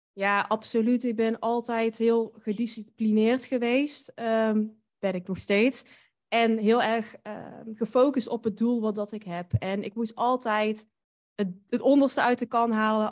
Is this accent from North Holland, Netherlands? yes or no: no; Drunen, North Brabant, Netherlands; moved away as an adult; ik kom uit Drunen. Dat is een dorpje dicht bij Den Bosch. En daar heb ik eigenlijk, totdat ik eh, ging studeren, gewoond